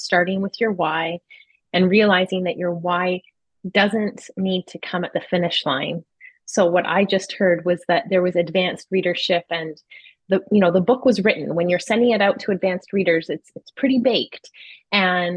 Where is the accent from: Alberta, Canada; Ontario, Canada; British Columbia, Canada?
Ontario, Canada; Toronto; I'm from Toronto